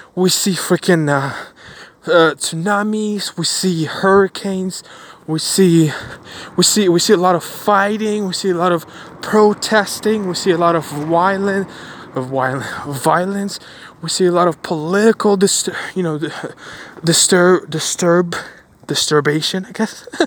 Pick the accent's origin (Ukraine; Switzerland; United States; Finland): Ukraine; moved away; also born or lived in Bulgaria; I was born in Ukraine. My family moved to Bulgaria. We did because of the war